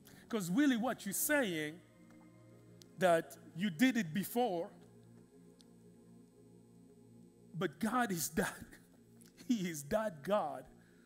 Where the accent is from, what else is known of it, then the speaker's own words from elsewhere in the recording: Kinshasa, DR Congo; moved away; in the Congo, in the city I grew up in Kinshasa, unfortunately my country